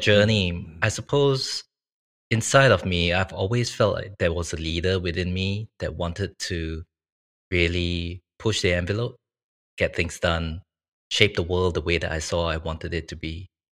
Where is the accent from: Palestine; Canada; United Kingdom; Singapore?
Singapore; moved away as an adult; now in Sydney, Australia; I was originally from Singapore